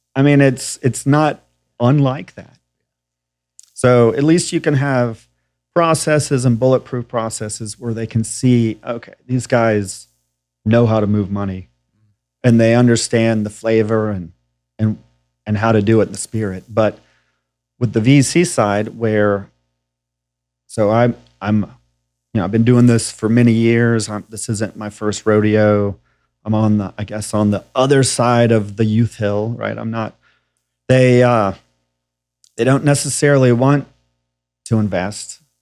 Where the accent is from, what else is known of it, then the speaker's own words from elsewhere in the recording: Nashville, Tennessee, United States; also born or lived in New York / California / Colorado; I'm from Nashville, Tennessee